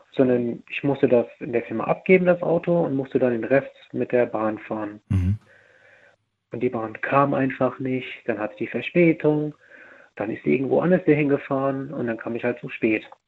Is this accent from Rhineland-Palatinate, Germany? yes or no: yes; near Mainz, Rhineland-Palatinate, Germany; ich komme aus Rheinland-Pfalz